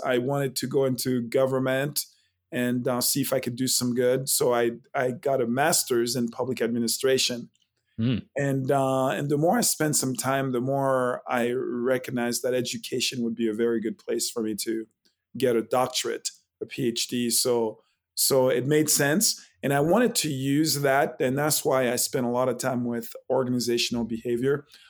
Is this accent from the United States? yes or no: no; Haiti; born there; Correct. Yeah, I was born in Haiti, and it's actually a French name